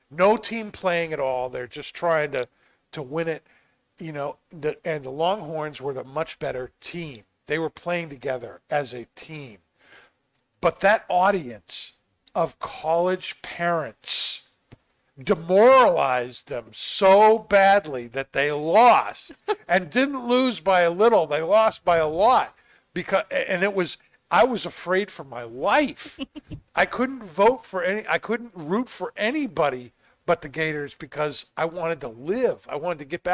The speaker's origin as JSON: {"language": "English", "region": "New England", "country": "United States", "said": "I'm from New England"}